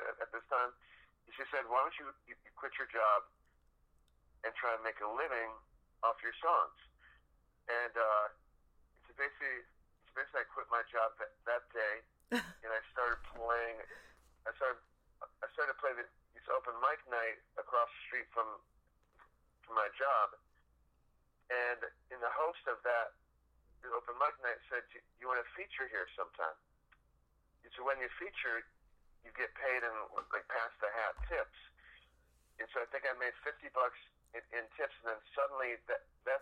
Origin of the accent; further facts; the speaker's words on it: Buffalo, New York, United States; I'm from Buffalo, New York